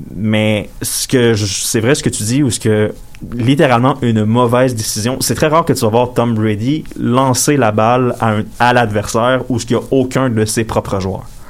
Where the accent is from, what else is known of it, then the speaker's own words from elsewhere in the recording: Quebec, Canada; je suis canadien puis québécois